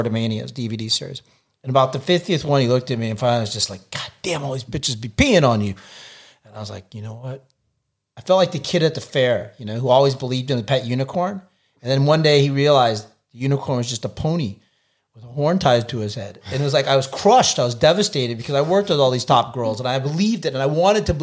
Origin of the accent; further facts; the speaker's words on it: United States; I'm American